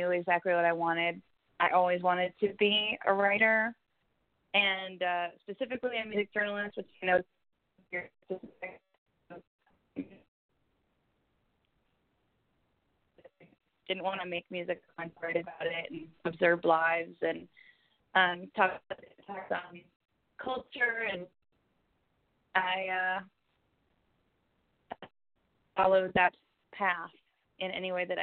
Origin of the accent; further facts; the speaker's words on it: New York City, New York, United States; I grew up in New York City most of the time